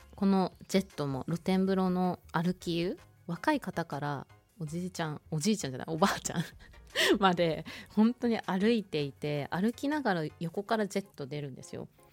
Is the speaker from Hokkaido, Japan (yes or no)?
yes; Hokuto, Hokkaido, Japan; 北斗市私出身なんですよ